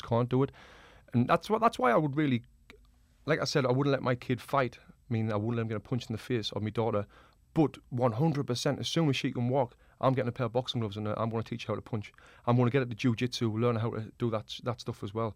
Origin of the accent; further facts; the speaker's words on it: the north of England, United Kingdom; now in Los Angeles, United States; I'm from the north of England.